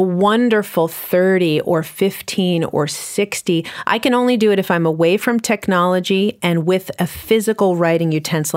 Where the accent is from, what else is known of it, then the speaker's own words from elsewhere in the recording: New York City, New York, United States; I'm from New York City